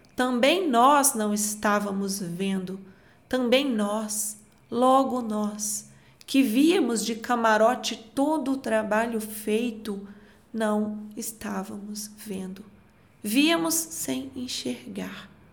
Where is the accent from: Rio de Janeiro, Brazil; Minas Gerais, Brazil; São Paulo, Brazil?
Minas Gerais, Brazil; Eu, como uma boa mineira